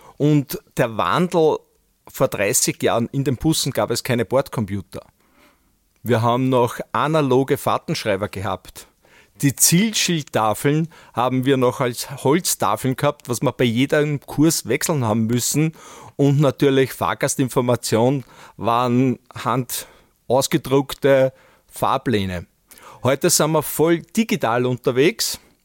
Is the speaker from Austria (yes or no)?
yes; Böheimkirchen, Lower Austria, Austria; als Kind noch mit meiner Mutter von meiner Heimatgemeinde Böhemkirchen nach St. Pölten